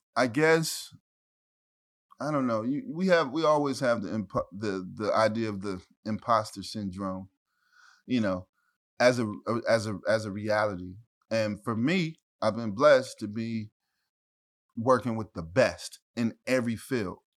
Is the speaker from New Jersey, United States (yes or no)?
no; Ferguson, Missouri, United States; also born or lived in St. Louis; I'm from Ferguson